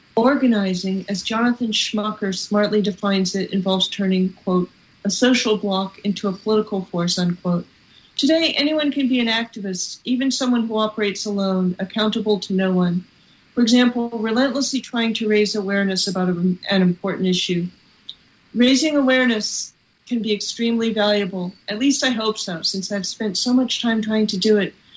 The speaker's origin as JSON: {"language": "English", "region": "California", "country": "United States", "said": "I'm from California"}